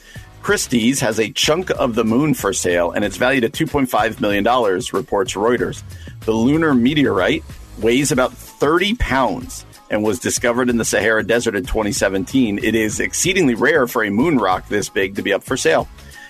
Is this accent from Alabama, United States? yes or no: no; New Jersey, United States; my home state of New Jersey.